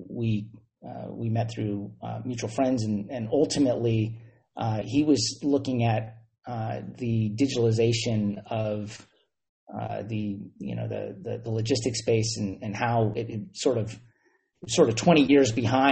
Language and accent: English; Silicon Valley, California, United States; growing up in Silicon Valley